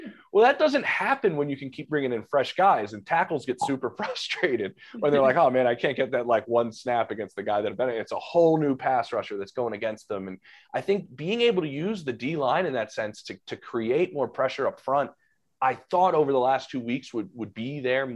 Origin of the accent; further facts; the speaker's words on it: Philadelphia, Pennsylvania, United States; born and raised in Philly